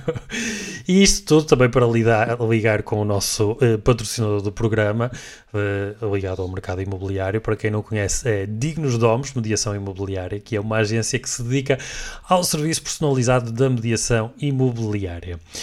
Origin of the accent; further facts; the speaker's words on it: Portugal; como nós portugueses